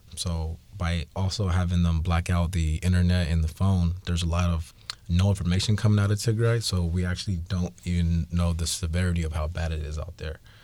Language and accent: English; Seattle, Washington, United States; I was born in Seattle